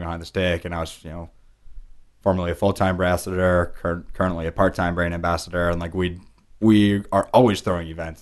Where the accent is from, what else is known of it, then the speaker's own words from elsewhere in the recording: Pleasanton, California, United States; moved away; also born or lived in New York; My sisters and I were born and raised in a town called Pleasanton